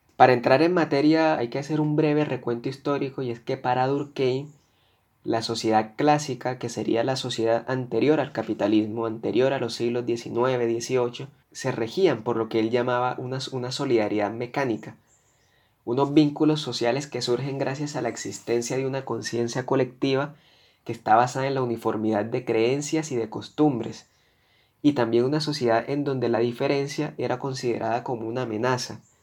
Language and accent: Spanish; Colombia; como ciudadano que soy de este país, como colombiano